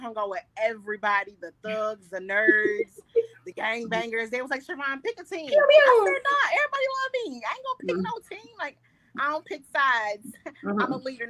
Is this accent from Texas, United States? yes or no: no; Detroit, Michigan, United States; I am from Detroit, Michigan.